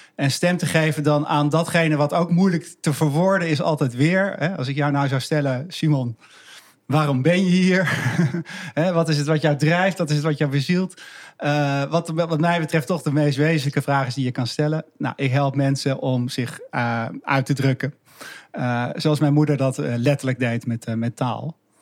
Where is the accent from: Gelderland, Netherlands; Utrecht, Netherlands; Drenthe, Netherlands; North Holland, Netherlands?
North Holland, Netherlands; Haarlem; also born or lived in Achterhoek; Ik, ik, opgegroeid in Haarlem